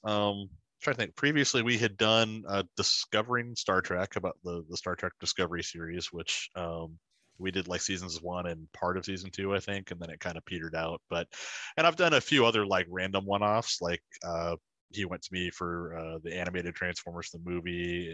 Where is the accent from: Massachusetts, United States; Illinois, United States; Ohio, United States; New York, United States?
Illinois, United States; Silvis; But the Quad Cities has always been my home base. So, I was born here in Silvis, Illinois, and then we moved away and came back, moved away and came back. So I came back to the Quad Cities area starting high school, so as a freshman